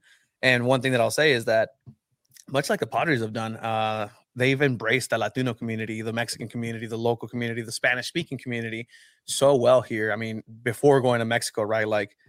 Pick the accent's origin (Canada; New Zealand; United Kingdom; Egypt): Egypt; I thought I knew ancient people because I'm from Egypt, right?